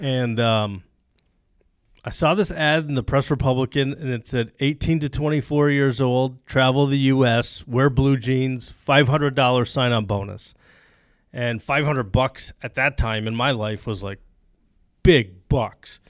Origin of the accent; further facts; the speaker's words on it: Plattsburgh, New York, United States; I grew up in the Plattsburgh area on a dairy farm.